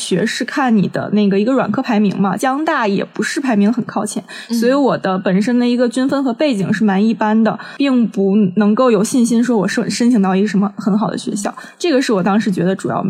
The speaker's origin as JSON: {"language": "Chinese", "region": "Tianjin", "country": "China", "said": "包括我就是将来想要落户北京或者上海的话，尤其是北京，因为我是天津人嘛"}